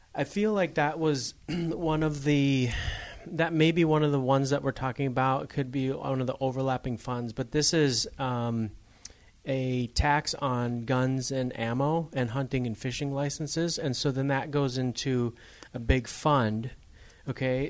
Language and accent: English; Upper Michigan, United States; I grew up in Upper Michigan